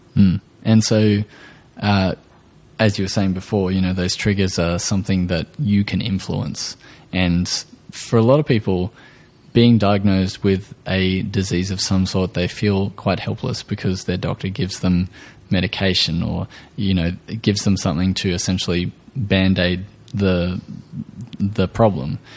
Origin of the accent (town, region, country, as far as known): Australia